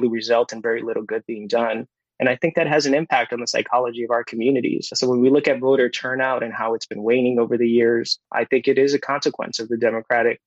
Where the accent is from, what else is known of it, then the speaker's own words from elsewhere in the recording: Central Falls, Rhode Island, United States; I grew up in Central Falls, and as a Central Falls kid